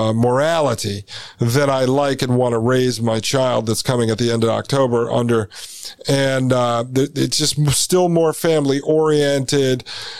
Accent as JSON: {"language": "English", "country": "United States", "said": "as an American"}